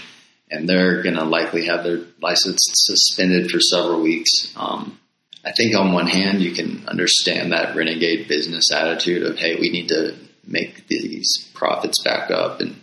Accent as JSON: {"language": "English", "region": "Florida", "country": "United States", "moved": "yes", "lives_now": "Denver, United States", "said": "I'm from Florida"}